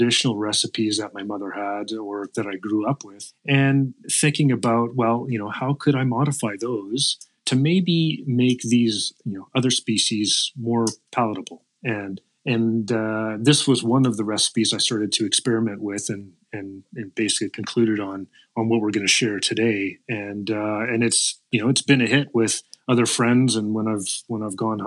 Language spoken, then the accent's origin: English; the Maritimes, Canada; moved away as an adult; now in Saskatchewan, Canada; I grew up in the Maritimes